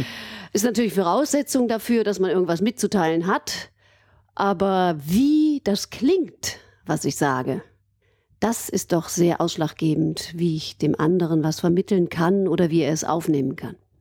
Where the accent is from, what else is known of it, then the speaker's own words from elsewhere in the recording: Aachen, North Rhine-Westphalia, Germany; moved away as an adult; also born or lived in Cologne / Vienna / Freiburg; ich bin gebürtige Aachenerin und habe äh, eben meine Kindheit in Aachen verbracht